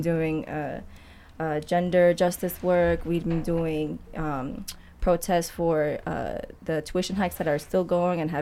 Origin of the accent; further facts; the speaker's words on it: Queens, Long Island, New York, United States; moved away as an adult; also born or lived in Harlem, New York; now in Detroit, United States; So I was born in Queens and moved to Long Island, then moved to Harlem for 7 years for college, and then I moved here